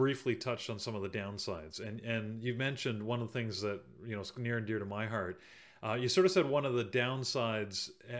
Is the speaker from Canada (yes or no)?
yes; Canada; I'm Canadian